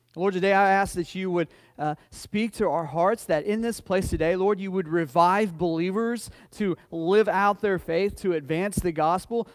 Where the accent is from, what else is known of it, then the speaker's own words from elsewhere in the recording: United States; I'm as American as anybody else